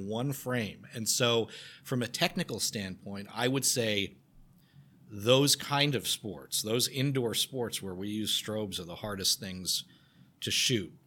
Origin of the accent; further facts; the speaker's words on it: Garden City, New York, United States; I grew up on Long Island, a town called Garden City